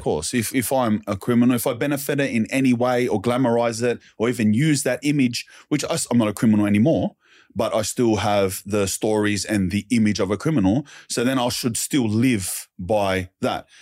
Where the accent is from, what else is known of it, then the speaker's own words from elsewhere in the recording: Sydney, New South Wales, Australia; I lived around the Glebe area, Wurlumullu, Wordaloo, Redfern